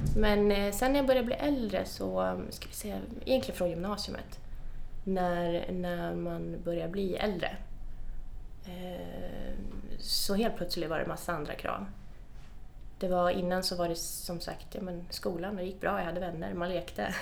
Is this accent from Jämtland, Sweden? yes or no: yes; Östersund, Jämtland, Sweden; Östersund, där jag kommer ifrån